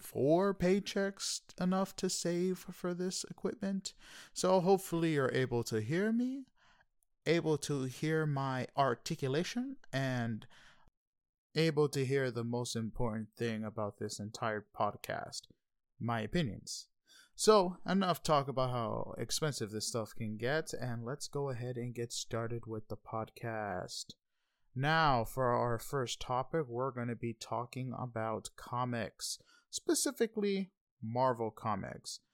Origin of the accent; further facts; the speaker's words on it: New York City, New York, United States; now in Panama City, United States; I am a Hispanic from New York City, Queens, stuck in little old Panama City, Florida.